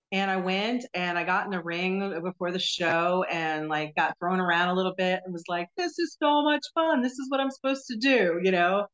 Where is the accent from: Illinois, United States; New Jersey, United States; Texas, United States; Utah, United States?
New Jersey, United States; moved away as an adult; also born or lived in North Carolina; now in Florida, United States; I was uh, born and raised in New Jersey